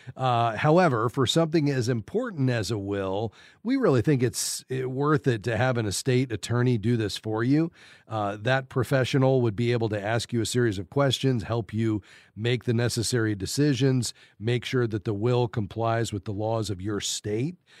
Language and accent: English; Fort Lauderdale, Florida, United States; Fort Lauderdale, my hometown.